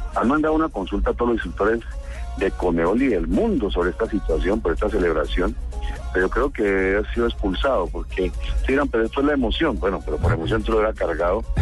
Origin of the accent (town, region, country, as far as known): Colombia